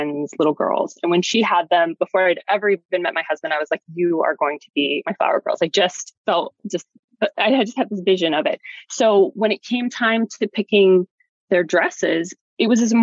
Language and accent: English; Utah, United States; now in New York, United States; I was getting married in Utah, which is my home state.